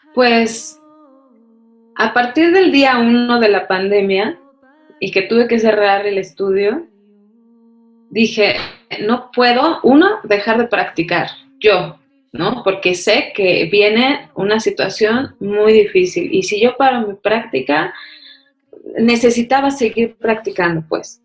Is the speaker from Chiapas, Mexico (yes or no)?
no; Mexico City, Mexico; also born or lived in India; Yo crecí ahí en la UNAM, ¿no? Así literal. Ahí jugaba, era mi, jardín para jugar.